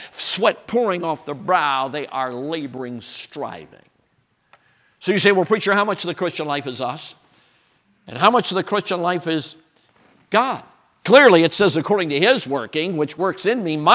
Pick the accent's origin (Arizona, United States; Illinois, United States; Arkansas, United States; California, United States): Illinois, United States; Chicago; I grew up in Chicago.